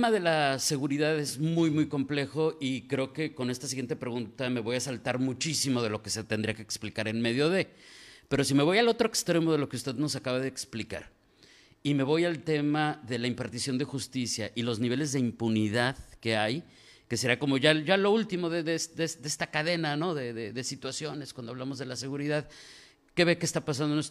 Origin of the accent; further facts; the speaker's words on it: Mexico City, Mexico; now in Tijuana, Mexico; yo soy de la Ciudad de México, pero yo nací en la Ciudad de México. Llevo aquí en Tijuana 40 años